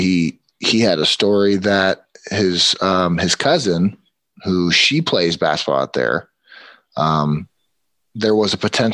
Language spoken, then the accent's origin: English; Los Angeles, California, United States; I was born in Los Angeles